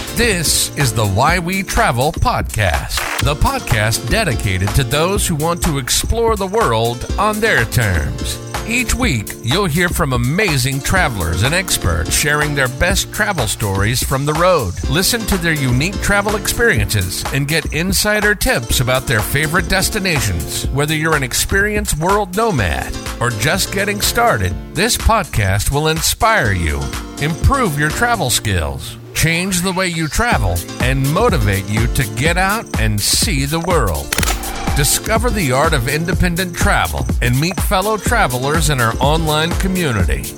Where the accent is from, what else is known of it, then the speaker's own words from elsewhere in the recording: Australia; we're from Australia.